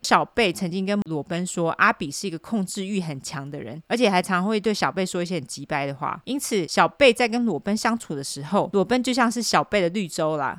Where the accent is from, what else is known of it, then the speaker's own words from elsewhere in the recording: Taipei, Taiwan; 我在台北长大的，所以我就用台北地标来说